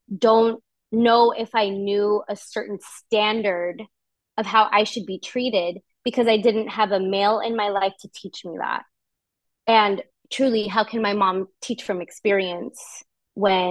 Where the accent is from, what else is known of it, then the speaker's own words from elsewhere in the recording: Palmdale, California, United States; also born or lived in Los Angeles; I grew up in Palmdale. Ah. I was born in LA. Yeah, I was born in LA, but then we moved to Palmdale when I was really young.